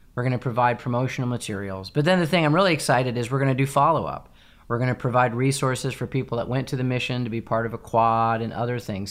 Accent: United States; also born or lived in England; as an American

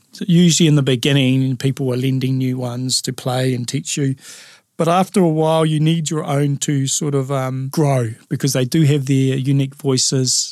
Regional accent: Lower Hutt, Wellington, New Zealand; Being a urban Māori, growing up in Lower Hutt, I always knew I was Māori

